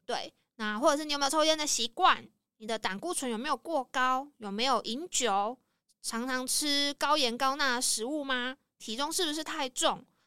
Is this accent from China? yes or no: no; Taiwan; 我们台湾人